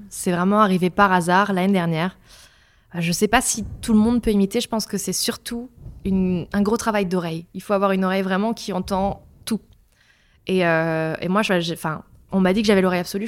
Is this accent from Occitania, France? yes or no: no; countryside in Meurthe-et-Moselle, near Longwy, Grand Est, France; J'ai grandi à la campagne en Meurthe-et-Moselle, près de Longwy